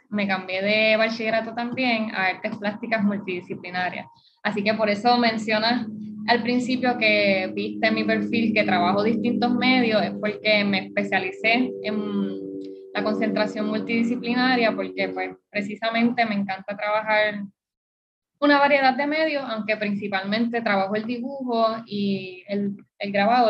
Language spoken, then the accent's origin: Spanish; Puerto Rico; born or raised there